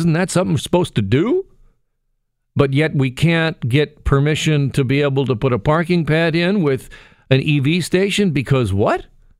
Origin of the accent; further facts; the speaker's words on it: Burlington, Ontario, Canada; I grew up in Burlington. I know what the transit's like in Burlington.